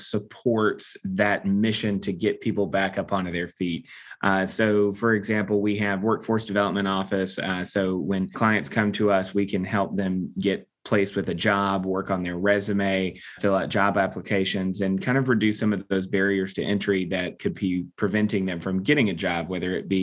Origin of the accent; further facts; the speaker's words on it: Atlanta, Georgia, United States; I was born and raised here in Atlanta, so this is home base for me